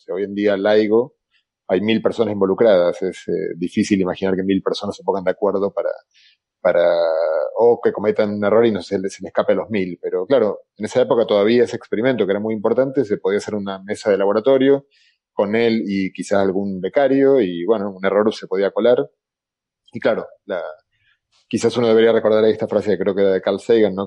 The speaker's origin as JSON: {"language": "Spanish", "country": "Argentina", "accent": "Argentine", "said": "yo soy argentino con mi acento de lata"}